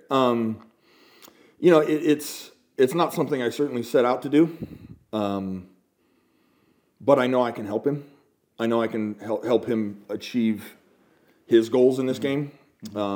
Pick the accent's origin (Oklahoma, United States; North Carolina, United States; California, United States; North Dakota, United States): California, United States; San Diego; You know, growing up in San Diego, you know we we we surfed and rode our